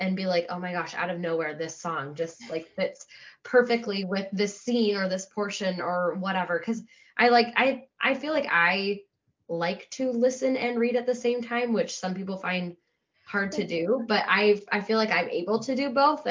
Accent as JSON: {"language": "English", "region": "Midwest", "country": "United States", "said": "I'm a Midwesterner."}